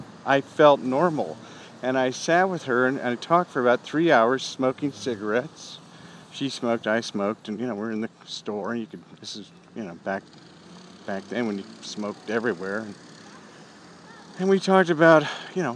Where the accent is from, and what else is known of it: Berkeley, California, United States; born or raised there